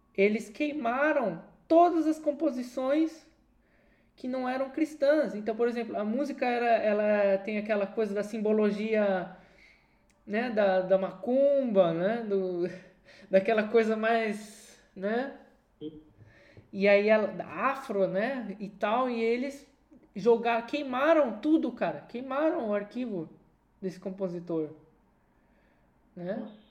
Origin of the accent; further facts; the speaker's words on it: Brazil; moved away; dois brasileiros que estão fora do Brasil